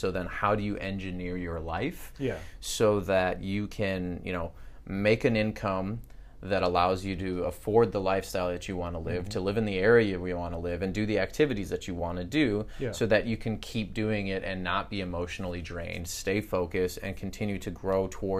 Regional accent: Midwest, United States; I mean, I'm from the Midwest.

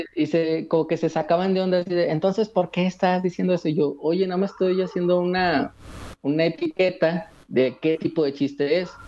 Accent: Mexico; also born or lived in Aguascalientes; De México. Yo estoy en Aguascalientes

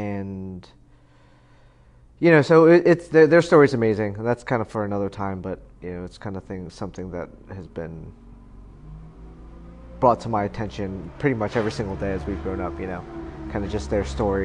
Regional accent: Taipei, Taiwan; born there; I was born in, that's an interesting story. I was born in the back of a military police Jeep.

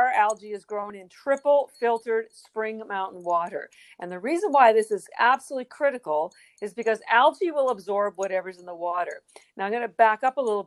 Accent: Western Canada, Canada; now in Boston, United States; I'm from Canada, and in Western Canada

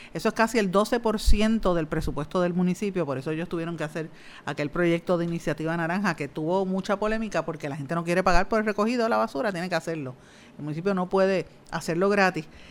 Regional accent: Puerto Rico; nosotros en Puerto Rico

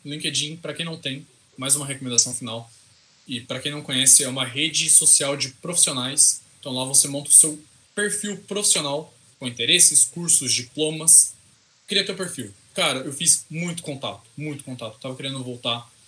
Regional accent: interior of São Paulo, Brazil; accent: caipira; Eu sou caipira com gosto. Então, assim, é... Eu sou do interior de São Paulo

